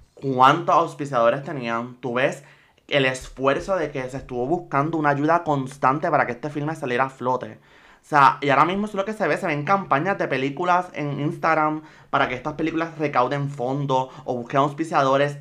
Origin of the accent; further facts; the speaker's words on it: Puerto Rico; yo soy puertorriqueña y estoy aquí